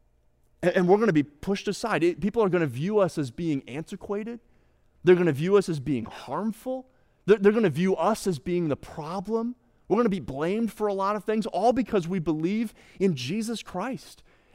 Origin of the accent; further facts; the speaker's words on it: United States; And I'm a pastor from the States.